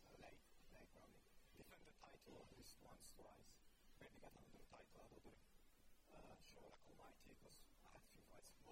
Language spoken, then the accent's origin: English; United Kingdom; You know, as, as a British person, you can kind of uh